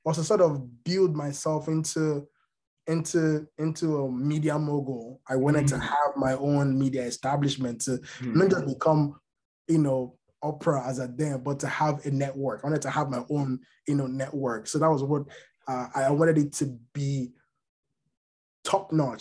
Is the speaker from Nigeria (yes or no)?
yes; Nigeria; moved away as an adult; now in United States; So yeah, I grew up in Nigeria for the latter part of my life. I'm Yoruba